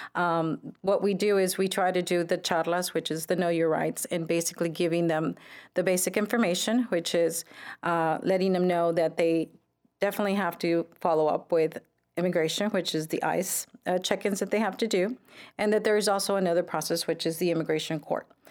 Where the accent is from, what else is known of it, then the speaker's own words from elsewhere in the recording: Brownsville, Texas, United States; Brownsville native, uh, born and raised in Brownsville